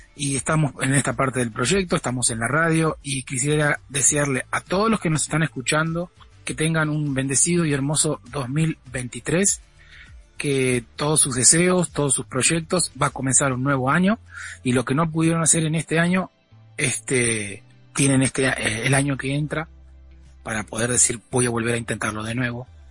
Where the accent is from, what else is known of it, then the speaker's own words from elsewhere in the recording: Argentina; Como somos nosotros los argentinos